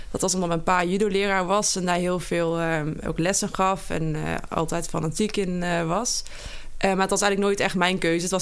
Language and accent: Dutch; Geleen, Limburg, Netherlands; Nou, ik kom uit Geleen oorspronkelijk. Daar ben ik gebogen en opgegooid.